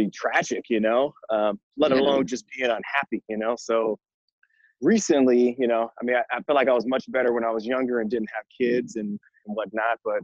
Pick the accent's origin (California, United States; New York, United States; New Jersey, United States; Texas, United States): California, United States; San Francisco; I am originally from San Francisco, California. Born and raised in the city